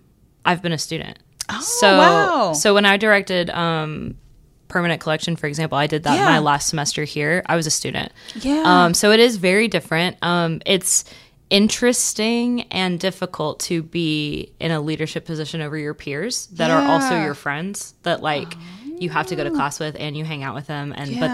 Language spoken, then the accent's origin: English; Port Neches, Texas, United States; I'm from Port Neches.